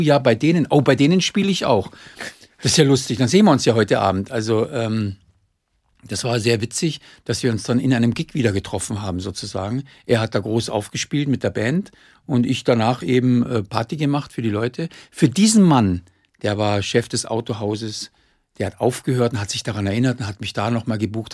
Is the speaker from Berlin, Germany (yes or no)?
no; Munich, Bavaria, Germany; als Münchner